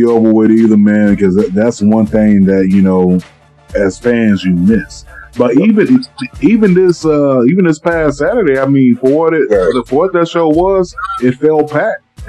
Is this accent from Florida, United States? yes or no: yes; South Florida, United States; I grew up in South Florida